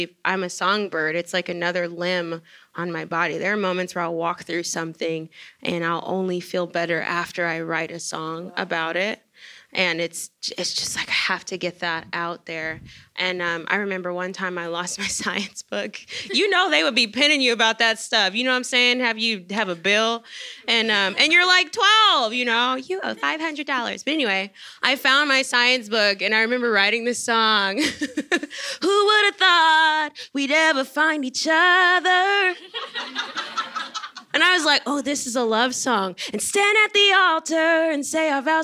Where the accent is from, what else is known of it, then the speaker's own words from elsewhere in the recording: Shreveport, Louisiana, United States; I'm from Shreveport